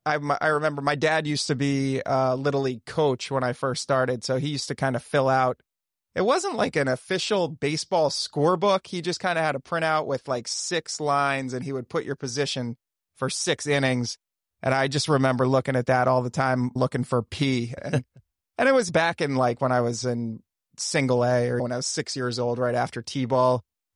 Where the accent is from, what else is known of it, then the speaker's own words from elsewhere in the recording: Wilmington, Delaware, United States; moved away as an adult; now in New England, United States; But I grew up in the Mid-Atlantic area in Wilmington, Delaware. So I was a Phillies fan. And then I moved to New England when I was 18 to go to college.